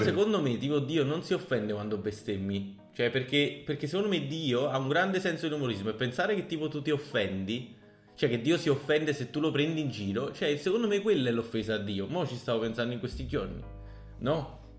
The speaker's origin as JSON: {"language": "Italian", "town": "Naples", "region": "Campania", "country": "Italy", "said": "sono napoletano"}